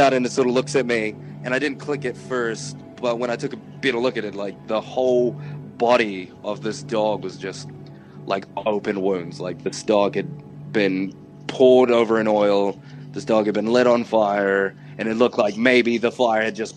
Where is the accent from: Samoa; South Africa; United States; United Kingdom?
Samoa; now in New Zealand; I'm based in New Zealand, but I was raised in Samoa for a bit.